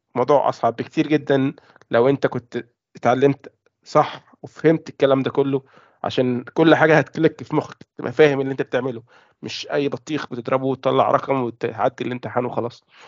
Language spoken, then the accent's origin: Arabic; Egypt; moved away as an adult; now in United Kingdom; أنا مصري